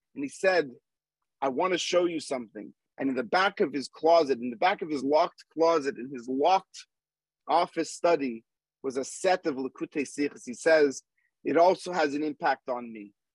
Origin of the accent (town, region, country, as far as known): Montreal, Quebec, Canada; born or raised there; moved away; also born or lived in Manhattan, New York